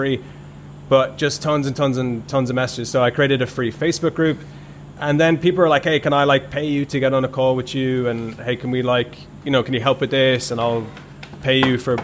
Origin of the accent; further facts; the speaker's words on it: Ireland; I grew up in Ireland, and when I grew up in Ireland, there's a huge construction boom